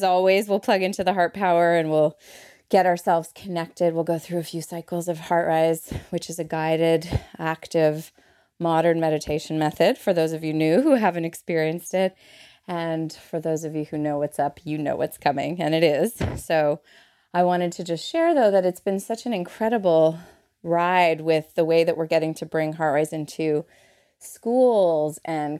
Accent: Montreal, Quebec, Canada; moved away; I came over from Montreal with a tourist visa. I'm a Montrealais for my Montrealers in the house.

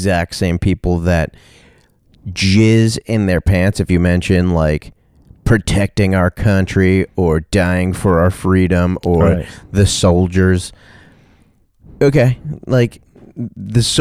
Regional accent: United States; as like an American

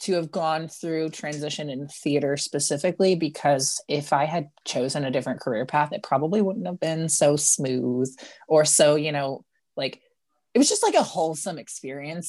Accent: St. Louis, Missouri, United States; now in Kansas City, United States; I was born in Saint Louis, Missouri

